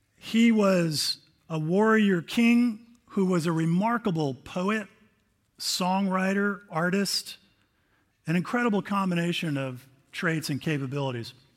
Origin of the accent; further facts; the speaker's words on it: United States; I'm an American